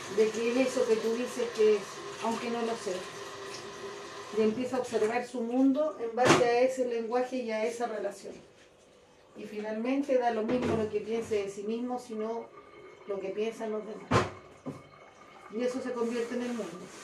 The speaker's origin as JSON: {"language": "Spanish", "country": "Chile", "said": "nosotros, que somos chilenos"}